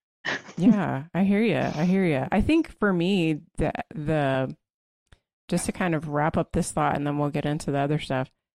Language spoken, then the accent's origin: English; United States; as an American